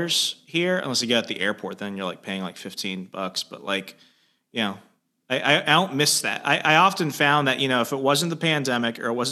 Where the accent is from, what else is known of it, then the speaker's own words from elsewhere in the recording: Arizona, United States; moved away; also born or lived in Northern Virginia; I'm from Arizona originally.